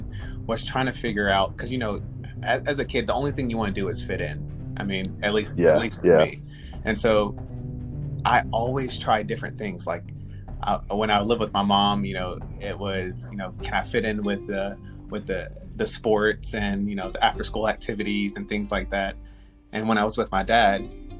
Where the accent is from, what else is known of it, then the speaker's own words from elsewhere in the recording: Charlotte, North Carolina, United States; also born or lived in Japan / Ohio; Born and raised in Charlotte, North Carolina, and then lived in South Carolina with my parents.